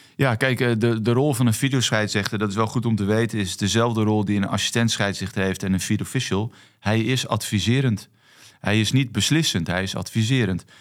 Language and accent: Dutch; Netherlands; also born or lived in Netherlands Antilles; Ik ben natuurlijk gewoon opgegroeid in Nederland. En voor mij is Nederland thuis